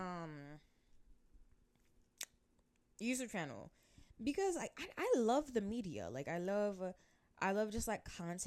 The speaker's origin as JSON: {"language": "English", "country": "United States", "tie": "born or raised there", "said": "growing up in like America"}